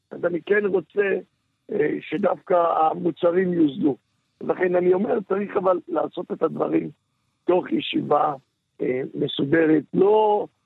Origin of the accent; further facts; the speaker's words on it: Holon, Tel Aviv District, Israel; כן, גדלתי בחולון.